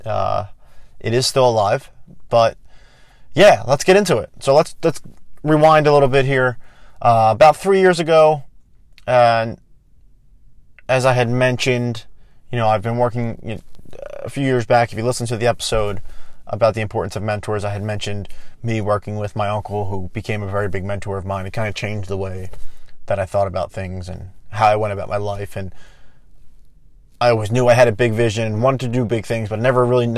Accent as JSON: {"language": "English", "town": "Philadelphia", "region": "Pennsylvania", "country": "United States", "said": "I am from Philadelphia"}